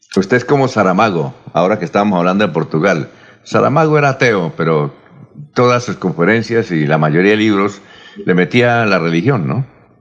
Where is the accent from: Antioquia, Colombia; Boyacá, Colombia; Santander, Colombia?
Santander, Colombia; Barichara; en Barichara, mi tierra